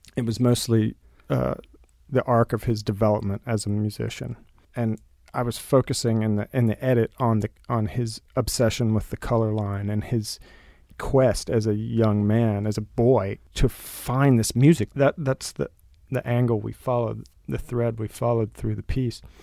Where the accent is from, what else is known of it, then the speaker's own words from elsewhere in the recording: Del Rio, Texas, United States; moved away; I grew up in Del Rio, Texas, went to public schools